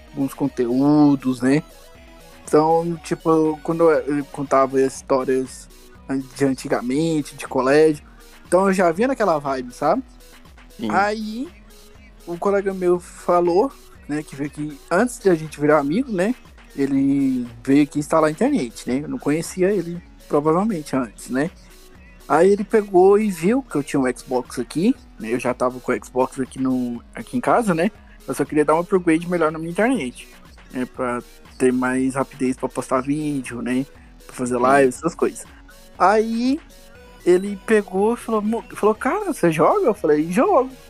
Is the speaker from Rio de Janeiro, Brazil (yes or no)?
no; Goiânia, Goiás, Brazil; de Goiânia, Goiás, né? O famoso da terra do piqui.